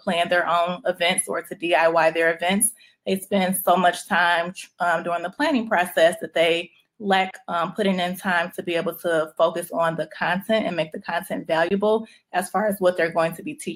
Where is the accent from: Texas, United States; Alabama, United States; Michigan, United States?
Michigan, United States; Detroit; moved away as an adult; also born or lived in Chicago; now in Atlanta, United States; I am born and raised in Detroit